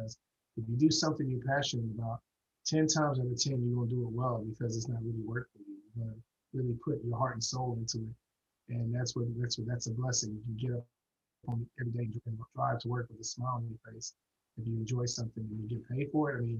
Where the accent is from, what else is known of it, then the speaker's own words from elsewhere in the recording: Houston, Texas, United States; moved away; that was my hometown. Right. I mean, I grew up there